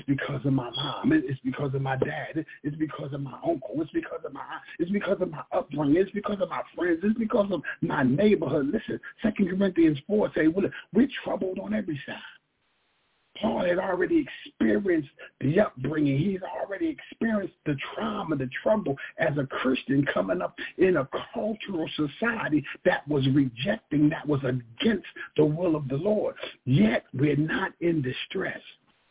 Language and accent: English; Philadelphia, Pennsylvania, United States; We're from North Philly.